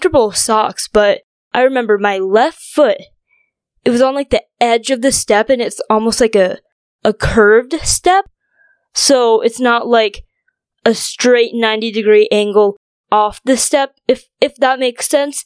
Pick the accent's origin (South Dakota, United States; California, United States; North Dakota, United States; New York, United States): North Dakota, United States; also born or lived in China; grew up in North Dakota.